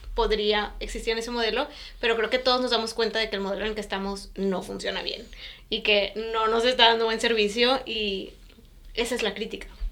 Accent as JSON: {"language": "Spanish", "country": "Mexico", "tie": "born or raised there", "also_born_or_lived": "Europe", "moved": "as an adult", "said": "toda mi, experiencia en la escuela había sido como mexicana en México"}